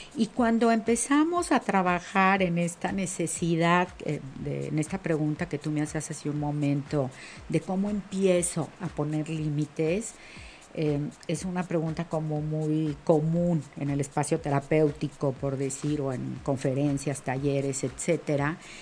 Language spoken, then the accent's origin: Spanish; Mexico; como mujer mexicana